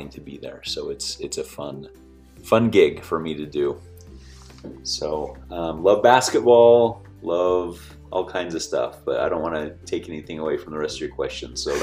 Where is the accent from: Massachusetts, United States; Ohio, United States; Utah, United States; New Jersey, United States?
Utah, United States; Orem; also born or lived in Toronto, Canada; I grew up in Orem, Utah